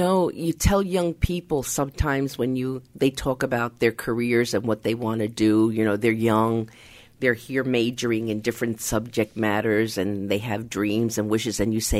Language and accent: English; United States; and I am of Hispanic origin. I'm Latina. But I also don't want that to be my only label, because I'm an American.